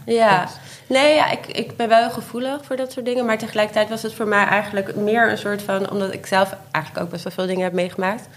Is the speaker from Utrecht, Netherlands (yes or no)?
no; Haarlem, North Holland, Netherlands; also born or lived in Spain; now in Amsterdam, Netherlands; ik ben in Haarlem opgegroeid